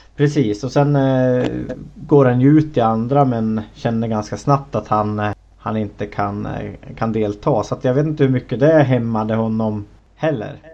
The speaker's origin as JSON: {"language": "Swedish", "country": "Sweden", "said": "som, som svensk"}